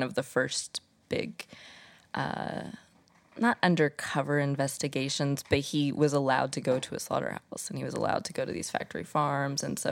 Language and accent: English; Indiana, United States; moved away as an adult; now in New York, United States; I am from Indiana. A tiny cornfield in the Midwest